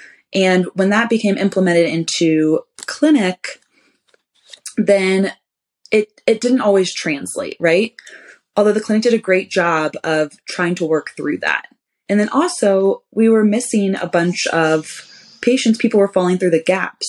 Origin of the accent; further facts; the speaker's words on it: Ohio, United States; moved away as an adult; I'm originally from Ohio.